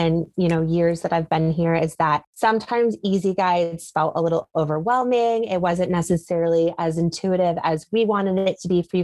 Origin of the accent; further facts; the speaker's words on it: Connecticut, United States; moved away as an adult; also born or lived in South Carolina / Chicago / Las Vegas; now in Lebanon, Tennessee, United States; I grew up in Connecticut.